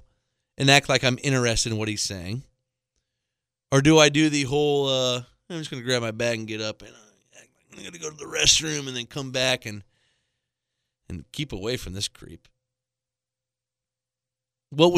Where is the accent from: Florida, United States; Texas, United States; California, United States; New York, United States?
Florida, United States; Tampa; I'm from Tampa